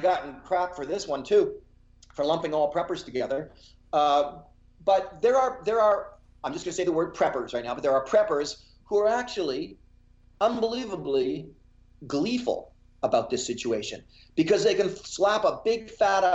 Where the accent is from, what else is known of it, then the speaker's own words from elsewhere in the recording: Canada; now in United States; I'm Canadian